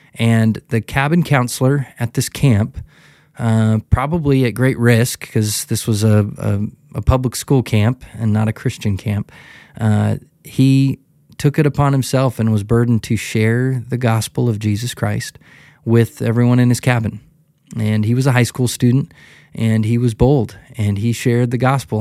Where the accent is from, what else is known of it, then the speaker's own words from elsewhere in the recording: Kalispell, Montana, United States; when I was, uh, a young guy growing up in Kalispell, Montana, I grew up